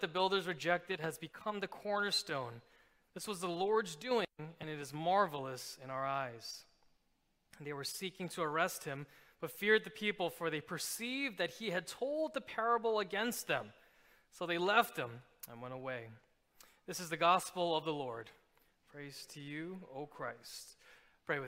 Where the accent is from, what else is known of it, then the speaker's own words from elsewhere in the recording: New York City, New York, United States; moved away as an adult; now in Philadelphia, United States; I've been in Philadelphia for about coming up on my 10th year, but I'm originally from New York City.